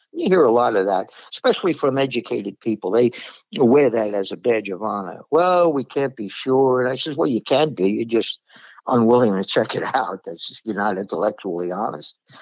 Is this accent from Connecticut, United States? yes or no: no; New York City, New York, United States; now in the South, United States; I'm a New Yorker. I'm from Brooklyn